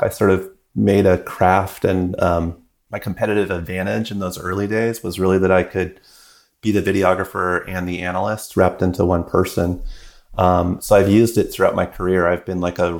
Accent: British Columbia, Canada; I was growing up in British Columbia

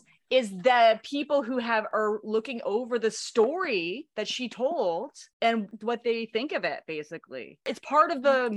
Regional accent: Canada; we are also Canadian

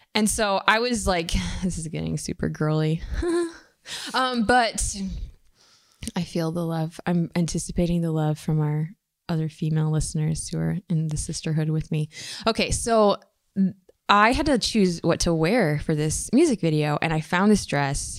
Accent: Michigan, United States; moved away; also born or lived in Bay Area; growing up in Michigan

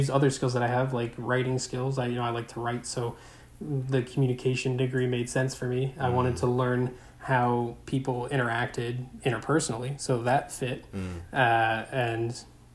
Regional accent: around Chester, Delaware County, Pennsylvania, United States; I grew up around Chester.

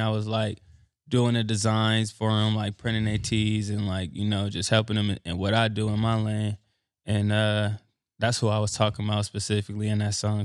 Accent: Los Angeles, California, United States; I'm from Los Angeles, Crenshaw District

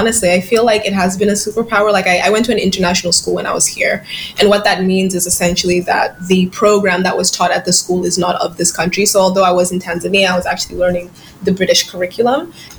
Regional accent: United States; born there; Like, I was born in the States, but like I've never been in America for like more than a year or two. And that's so strange to me because like, I'm American, you know what I mean?

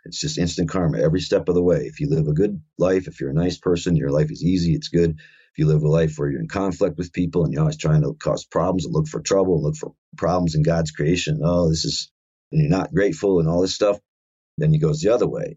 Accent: South Dakota, United States; I grew up in South Dakota here

